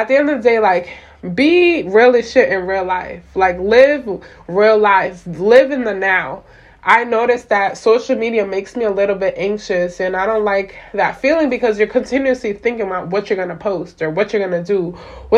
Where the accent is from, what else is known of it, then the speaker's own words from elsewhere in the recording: Florida, United States; now in Pennsylvania, United States; I am originally from Florida